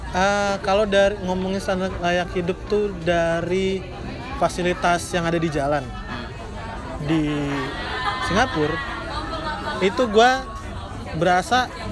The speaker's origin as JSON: {"language": "Indonesian", "town": "Bekasi", "region": "West Java", "country": "Indonesia", "also_born_or_lived": "Jakarta", "moved": "as an adult", "lives_now": "Yogyakarta, Indonesia", "said": "gue orang Bekasi"}